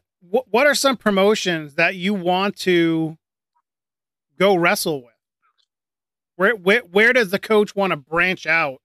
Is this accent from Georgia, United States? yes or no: no; Central Pennsylvania, United States; it's a very homegrown thing here in Central PA. I got to go with my hometown Rudders.